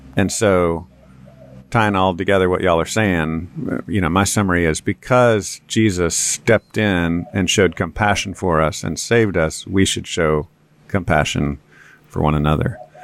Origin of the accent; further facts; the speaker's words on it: Texas, United States; I'm a Texan and I'm white